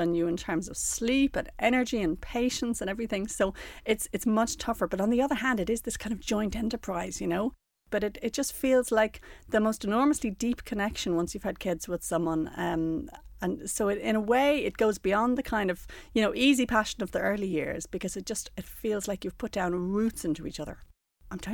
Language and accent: English; Ireland; also born or lived in New York; growing up in Ireland in the 80s, you always had that feeling of you'd get a degree and you'd get out